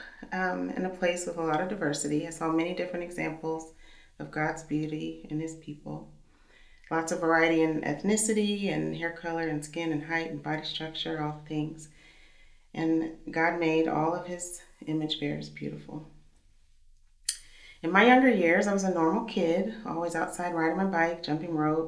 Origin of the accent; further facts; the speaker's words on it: Missouri, United States; now in Kansas City, United States; I'm from Missouri, and so this is home for us